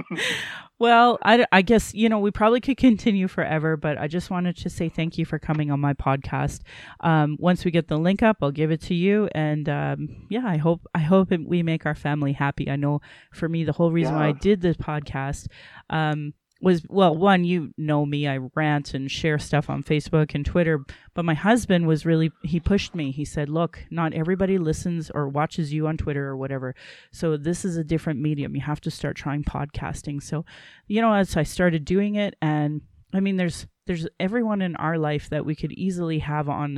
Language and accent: English; Sylvan Lake, Alberta, Canada; also born or lived in Calgary / Caroline; growing up in Sylvan Lake down in Caroline